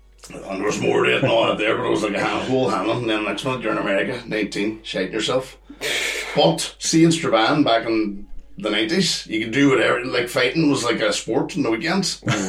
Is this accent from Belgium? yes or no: no; Ireland; moved away as an adult; singing on the street and being an Irish soul and fucking got arrested then for drunken disorderly.